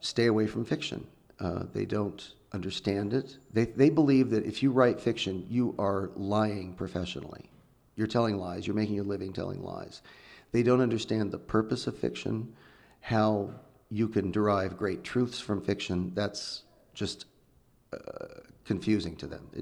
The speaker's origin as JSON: {"language": "English", "town": "Redding", "region": "California", "country": "United States", "tie": "born or raised there", "said": "I grew up in Northern California in the Redding area"}